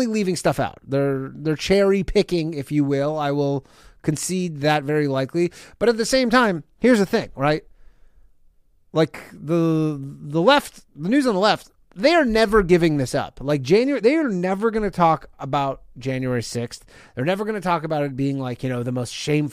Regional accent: Canada; now in United States; I'm not from America. I probably would have been swiftly deported back to Canada

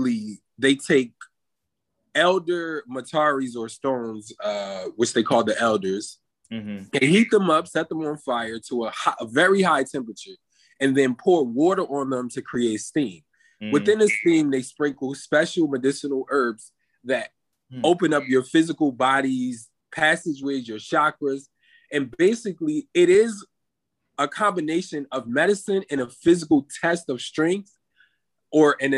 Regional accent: Atlantic City, New Jersey, United States; moved away as an adult; also born or lived in New York / Los Angeles; now in Miami, United States; I was born and raised in Atlantic City, New Jersey, by the water

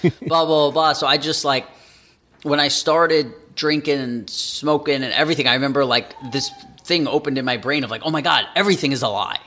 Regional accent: New York City, New York, United States; moved away as an adult; also born or lived in Las Vegas; now in Los Angeles, United States; I grew up in New York City my entire life

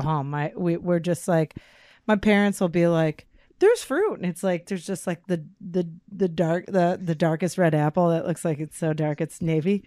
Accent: Chicago, Illinois, United States; born or raised there

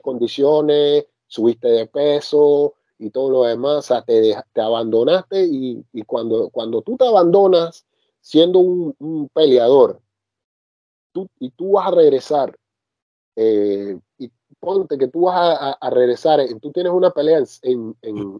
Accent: Panama; now in France; yo como panameño me siento orgulloso de haber nacido en la misma tierra de él

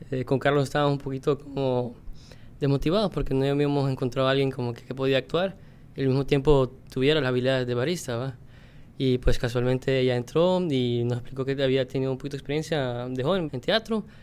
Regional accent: Honduras; Mi, abuela fue la primera que llegó así a Honduras y pues ahí nació mi mamá, que también es china, pero nació allá y bueno, yo y, mi, y, una hermana mía. Pero al final, bueno, me considero más hondureños.

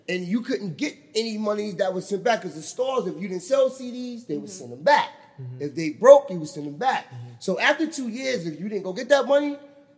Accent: Charleston, South Carolina, United States; I'm from Charleston, South Carolina.

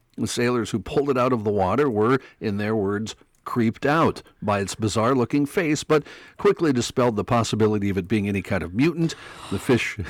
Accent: Mandan, North Dakota, United States; moved away; I grew up in Mandan, North Dakota

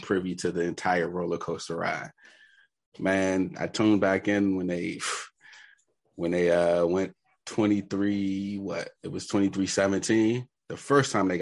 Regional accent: Washington, District of Columbia, United States; I'm from Washington, D.C., so I've been here since 82, like 6 months, moved down here.

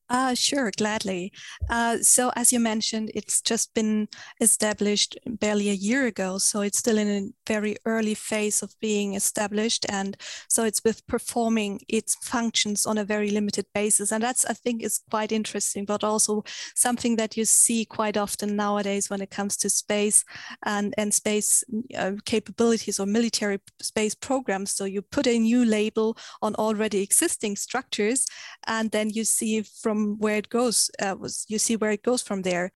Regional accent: Germany; I come from Germany

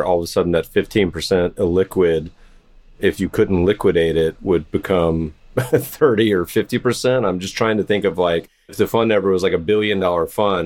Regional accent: Winston-Salem, North Carolina, United States; moved away; I'm originally from North Carolina, Winston-Salem, so I got a little Hanes loyalty

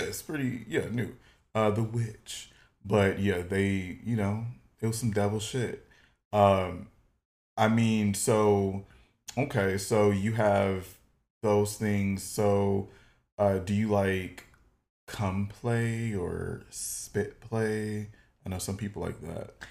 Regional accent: Detroit, Michigan, United States; moved away; I'm originally from Detroit, Michigan

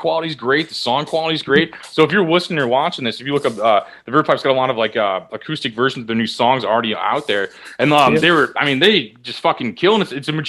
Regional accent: Midwest, United States; now in Los Angeles, United States; I'm from the Midwest

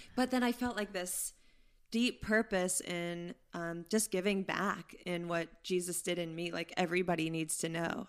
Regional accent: Pittsburgh, Pennsylvania, United States; moved away; I'm from Pittsburgh, Pennsylvania.

